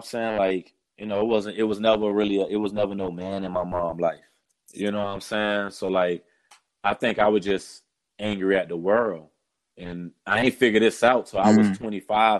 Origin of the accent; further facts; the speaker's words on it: South Florida, United States; moved away as an adult; also born or lived in Fort Lauderdale, Florida; now in Massachusetts, United States; Me growing up in Florida